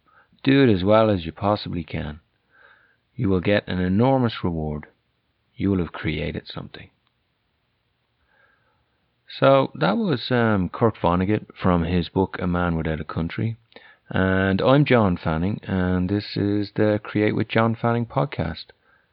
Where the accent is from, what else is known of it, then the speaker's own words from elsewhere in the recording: Ireland; accent: Irish; also born or lived in France; now in United States; And as you can probably guess from my accent, I'm Irish, although that'd probably be debated back in Ireland.